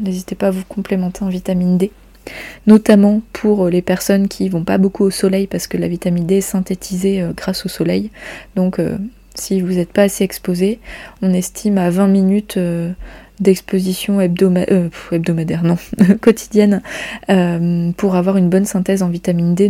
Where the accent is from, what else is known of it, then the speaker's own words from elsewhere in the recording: Brittany, France; chez nous en Bretagne